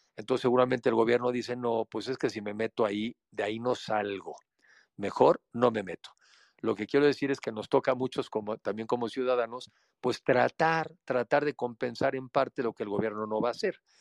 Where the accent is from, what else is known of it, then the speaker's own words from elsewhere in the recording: Mexico; como mexicanos nos toca